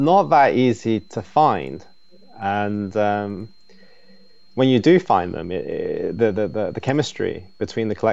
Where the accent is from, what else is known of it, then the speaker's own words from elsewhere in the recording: England, United Kingdom; now in Shanghai, China; I was brought up in England